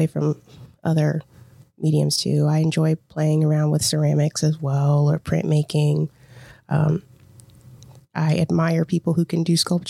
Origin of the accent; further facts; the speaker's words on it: St. Louis, Missouri, United States; moved away as an adult; now in Fairborn, United States; I'm born and raised in St. Louis, Missouri, North County in Spanish Lake.